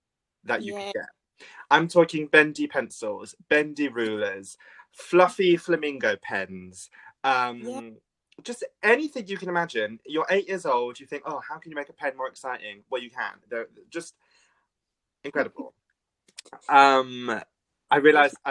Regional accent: England, United Kingdom; I'm English

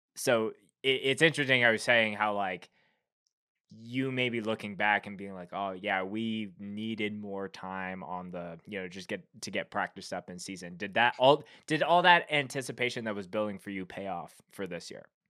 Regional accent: Canada; being a Canadian

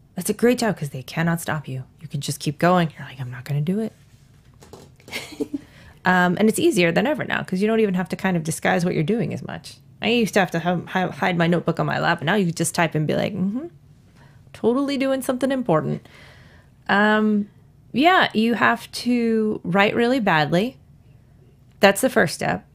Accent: New York, United States; moved away; I'm from New York.

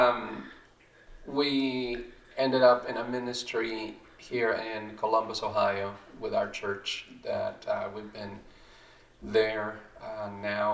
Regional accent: Mexico; grew up in Mexico, became a Christian.

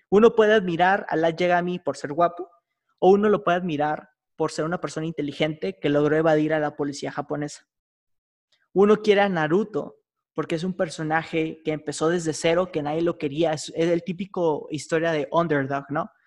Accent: Mexico

